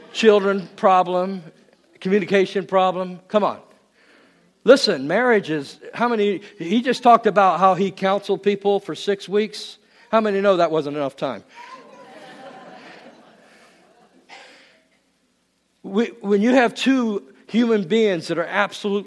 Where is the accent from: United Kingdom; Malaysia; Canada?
United Kingdom; England; moved away; I was born in England